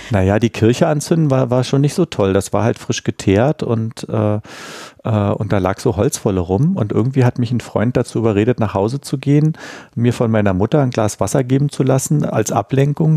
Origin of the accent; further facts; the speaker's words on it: Berlin, Germany; ich bin ja richtig in Berlin-Mitte aufgewachsen, äh, an der Sophienkirche